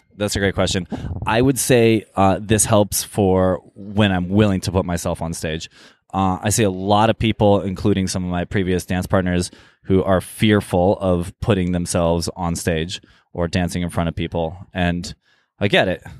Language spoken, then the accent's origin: English; Eugene, Oregon, United States; also born or lived in Jerusalem / Cairo / Tokyo; now in Los Angeles, United States; I grew up in, uh, actually Eugene, Oregon